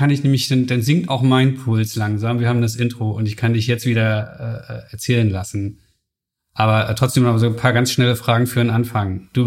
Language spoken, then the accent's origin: German; Solingen, North Rhine-Westphalia, Germany; also born or lived in Spain; now in Berlin, Germany; Ich bin aufgewachsen in Solingen, im hm. Bergischen Land.